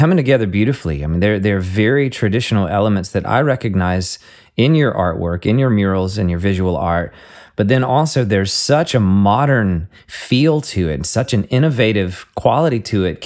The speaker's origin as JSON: {"language": "English", "region": "the South", "country": "United States", "said": "I'm from the South here in America"}